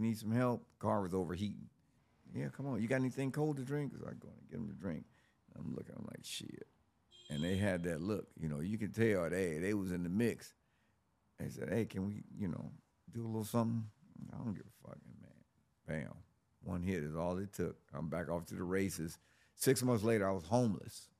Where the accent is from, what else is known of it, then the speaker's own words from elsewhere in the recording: Los Angeles, California, United States; I was born in Los Angeles, uh, in nineteen sixty-one. I grew up in the sixties and seventies in South Central Los Angeles